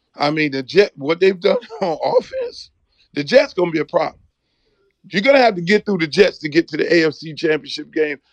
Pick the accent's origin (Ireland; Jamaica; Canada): Jamaica; also born or lived in South Florida; now in Miami, United States; I'm a Jamaican